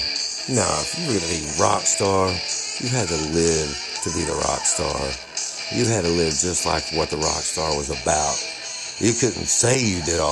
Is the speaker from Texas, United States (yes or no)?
yes; Tyler, Texas, United States; I'm from Tyler, Texas.